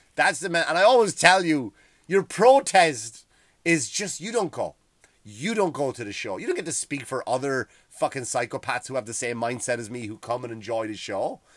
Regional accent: Ireland; moved away as an adult; now in United States; I used to grow up kind of, like, hating England because I was told to, right? You were told to hate England because what they did to Ireland.

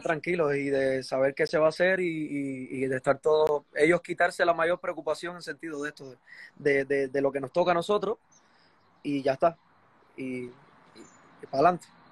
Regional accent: Chambas, Ciego de Ávila, Cuba; now in Spain; en Cuba yo nací en un pueblo, yo nací, de, la zona central de Cuba, ciego de Ávila. Soy de un pueblo que se llama Chamba

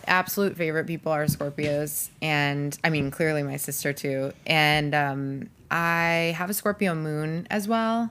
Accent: Rochester, New York, United States; moved away as an adult; I grew up in Rochester, New York

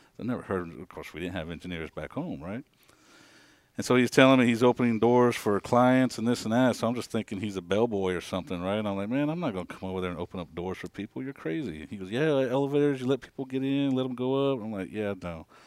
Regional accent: Kansas, United States; moved away as an adult; born and raised in Kansas, um, up north, small town

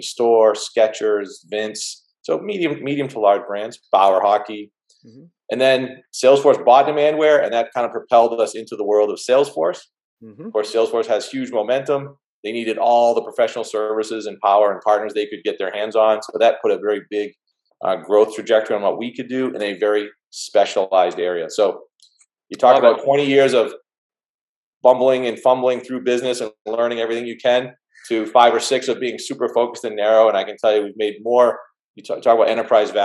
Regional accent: seacoast of New Hampshire, United States; I'm from the Northeast, you know, north of Boston, in the seacoast of New Hampshire, where I'm actually sitting now.

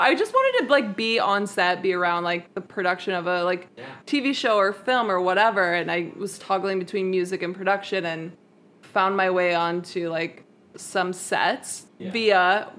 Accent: Des Moines, Iowa, United States; moved away as an adult; now in Los Angeles, United States; Well, I'm from Des Moines, Iowa, originally.

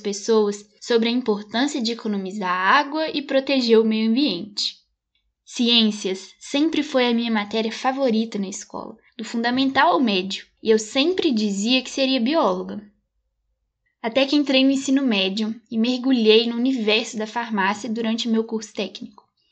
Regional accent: Belo Horizonte metropolitan area, Minas Gerais, Brazil; nasci aqui em Minas Gerais, na região metropolitana de Belo Horizonte

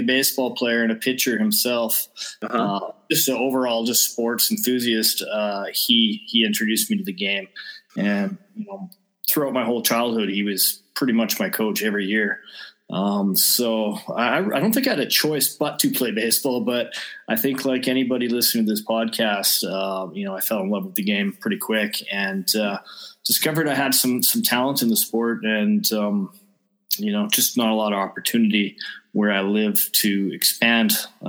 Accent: Vernon, British Columbia, Canada; moved away as an adult; now in Austria; born, raised in Vernon, lived there for most of my life until 2004 when I moved to Austria

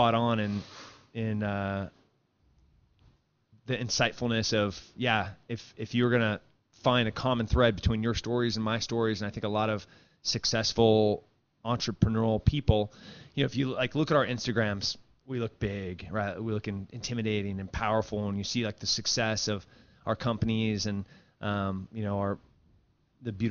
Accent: Central Coast, California, United States; now in Texas, United States; I grew up in like 4 hours south of San Francisco, 4 hours north of L.A. on the Central Coast

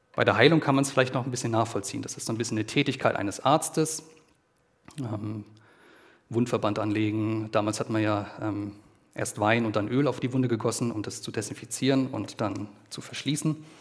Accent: Germany; bei uns in Deutschland

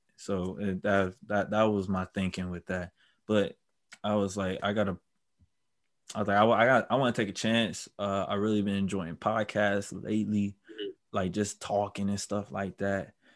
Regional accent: Milwaukee, Wisconsin, United States; also born or lived in Brown Deer, Wisconsin; I'm from Milwaukee. I was born and raised there

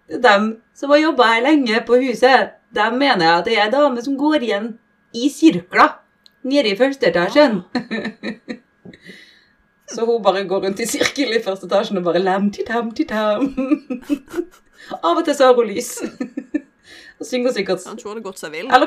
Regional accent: Bergen, Vestland, Norway; Men altså, jeg skal være ærlig, da, siden jeg er fra Bergen, og jeg har ikke, jeg har ikke opplevd noe sjøl.

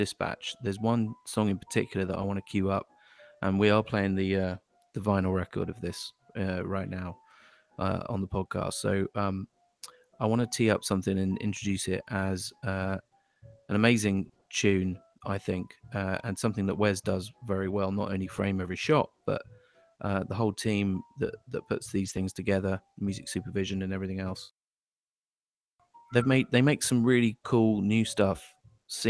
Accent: United Kingdom; moved away; me from the UK

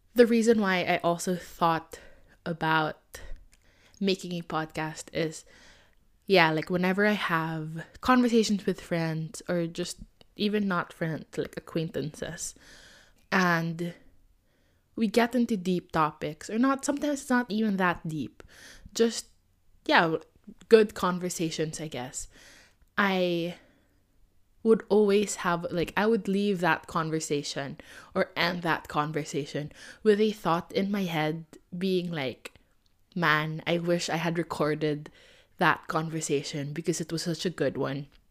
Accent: Philippines; I am Filipino and I wanted to stay true to my roots

